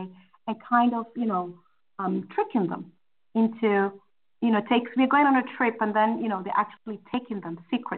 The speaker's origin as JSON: {"language": "English", "country": "Kenya", "moved": "yes", "said": "I'm originally from Kenya"}